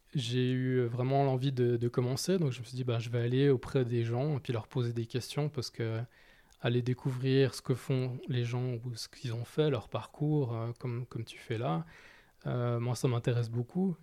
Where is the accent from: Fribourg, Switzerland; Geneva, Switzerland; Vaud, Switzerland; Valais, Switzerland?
Geneva, Switzerland; j'ai grandi à Genève